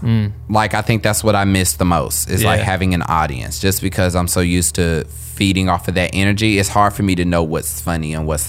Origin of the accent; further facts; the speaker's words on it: Kansas City, United States; moved away as an adult; also born or lived in Philadelphia; I was born and raised in Kansas City.